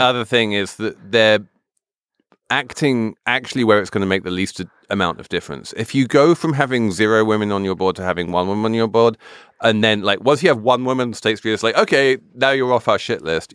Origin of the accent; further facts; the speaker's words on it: England, United Kingdom; I'm English